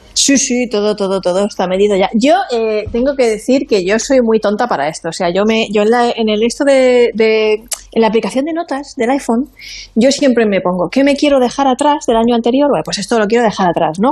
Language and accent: Spanish; Monforte del Cid, Valencian Community, Spain; mi tierra, de Monforte